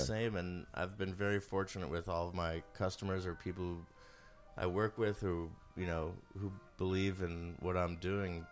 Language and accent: English; New York City, New York, United States; I grew up on Roosevelt Island, and my dad moved there in the mid-seventies